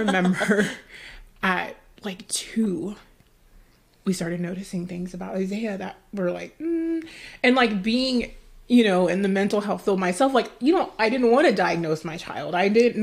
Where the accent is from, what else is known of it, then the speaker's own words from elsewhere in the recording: Dallas, Texas, United States; the culture I grew up in Dallas, Texas